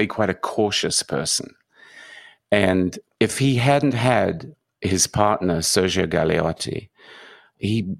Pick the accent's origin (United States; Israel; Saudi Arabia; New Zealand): New Zealand; he called my accent Australian British, and I'm from New Zealand